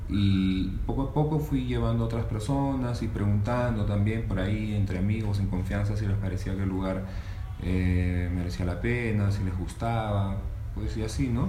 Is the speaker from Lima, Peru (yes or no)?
no; Cajamarca, Peru; also born or lived in Piura; tengo 32 años y soy de Cajamarca, Perú